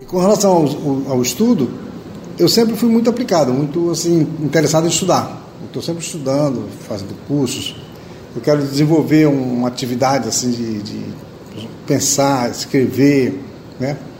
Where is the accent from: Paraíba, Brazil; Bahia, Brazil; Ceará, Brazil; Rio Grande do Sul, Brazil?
Ceará, Brazil; Fortaleza; moved away as an adult; also born or lived in São Paulo; agora que eu voltei para Fortaleza, né, que é a minha terra aqui